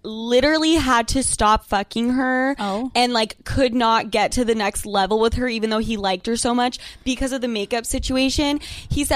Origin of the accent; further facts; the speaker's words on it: Utah, United States; I'm from Utah